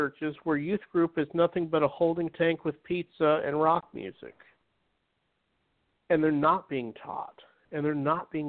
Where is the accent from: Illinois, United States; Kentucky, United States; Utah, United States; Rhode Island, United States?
Utah, United States; I grew up in Utah where majority of it was Mormonism